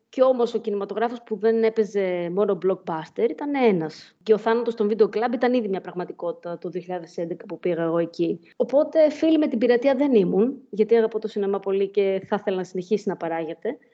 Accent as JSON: {"language": "Greek", "town": "Thessaloniki", "region": "Central Macedonia", "country": "Greece", "tie": "born or raised there", "also_born_or_lived": "Glasgow", "moved": "as an adult", "said": "Έφυγα από τη Θεσσαλονίκη για τη Γλασκόβη στα 18 μου"}